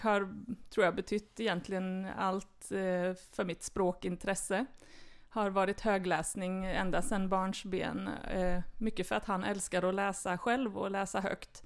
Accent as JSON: {"language": "Swedish", "region": "Värmland", "country": "Sweden", "tie": "born or raised there", "also_born_or_lived": "Stockholm / Östergötland", "moved": "as an adult", "lives_now": "Karlstad, Sweden", "said": "Jag är född i Stockholm faktiskt, mm. men kom till Värmland som ettåring"}